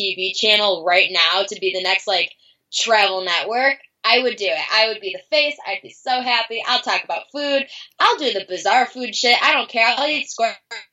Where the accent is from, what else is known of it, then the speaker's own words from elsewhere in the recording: Buffalo, New York, United States; Growing up in Buffalo, New York, it's very, you know, black and white